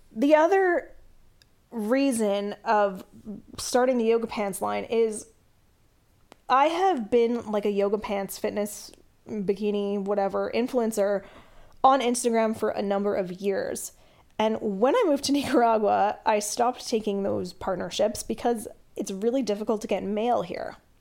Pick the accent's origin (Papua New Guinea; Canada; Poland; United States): Canada; I'm Canadian